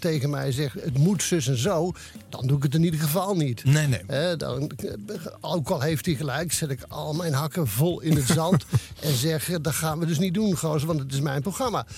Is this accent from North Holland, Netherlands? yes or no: no; Oisterwijk, North Brabant, Netherlands; mijn geboorteplaats Oosterwijk